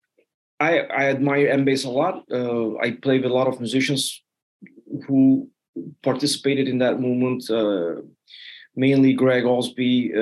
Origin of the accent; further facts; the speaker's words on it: Turkey; also born or lived in Netherlands; now in United States; I come from Turkey